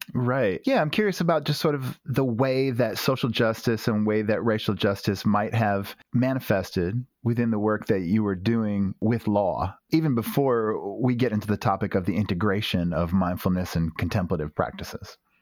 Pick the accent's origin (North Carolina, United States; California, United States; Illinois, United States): North Carolina, United States; I too am from North Carolina.